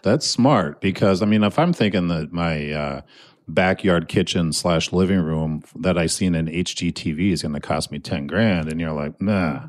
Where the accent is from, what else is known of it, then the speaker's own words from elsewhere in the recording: Annandale, Minnesota, United States; I am sitting in Annandale, Minnesota, my hometown, Class of ninety-two.